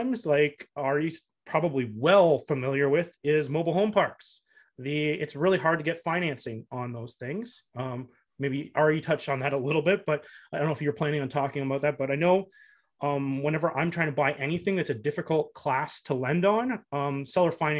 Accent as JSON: {"language": "English", "country": "Canada", "said": "As a Canadian investing in the US"}